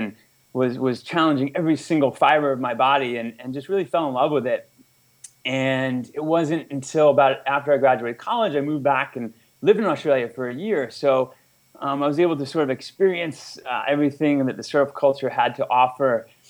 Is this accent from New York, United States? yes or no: yes; outside New York City, United States; moved away as an adult; also born or lived in California / Atlanta, Georgia; now in Costa Rica; I grew up outside New York City, and, you know, the beach was never really a huge part of my childhood, but, you know, summers we go to Long Island or up in the Cape.